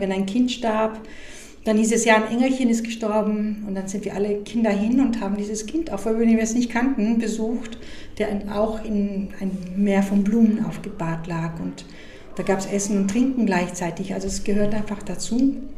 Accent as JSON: {"language": "German", "country": "Mexico", "tie": "born or raised there", "also_born_or_lived": "United States", "moved": "yes", "said": "ich bin in Mexiko aufgewachsen, obwohl ich Amerikanerin bin"}